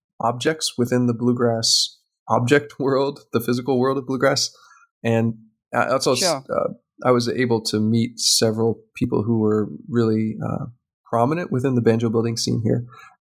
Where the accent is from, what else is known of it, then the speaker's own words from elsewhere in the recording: United States; because I'm an American